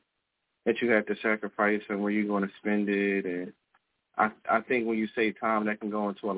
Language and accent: English; Philadelphia, Pennsylvania, United States; also born or lived in Virginia (757 area); now in Virginia, United States; I'm from South Philly, but I'm out here in the 757 right now